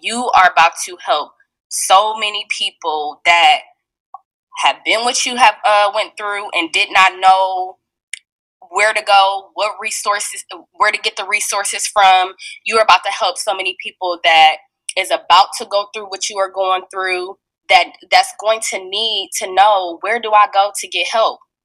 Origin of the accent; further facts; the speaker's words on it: Fort Wayne, Indiana, United States; I'm from Fort Wayne, Indiana, um, and I'm still currently living in Fort Wayne, Indiana right now.